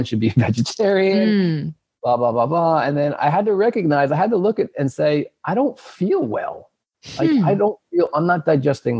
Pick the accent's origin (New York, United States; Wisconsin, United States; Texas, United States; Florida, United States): New York, United States; Long Island; moved away as an adult; also born or lived in Alaska; now in New England, United States; I grew up on Long Island, on the north shore of Long Island. I've lived in New England for about 15 years now